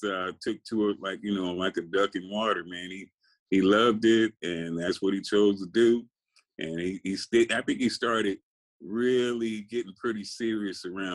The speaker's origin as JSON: {"language": "English", "town": "Compton", "region": "California", "country": "United States", "tie": "born or raised there", "also_born_or_lived": "Little Rock, Arkansas", "said": "I grew up in Compton. I was born in Arkansas, though. I was born in Little Rock, Arkansas, but we moved to Compton, you know, when I was about 2 years old"}